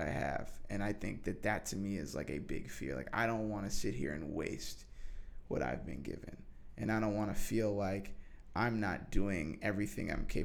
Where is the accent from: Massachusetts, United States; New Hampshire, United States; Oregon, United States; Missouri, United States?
New Hampshire, United States; also born or lived in California; now in New York City, United States; I grew up in New Hampshire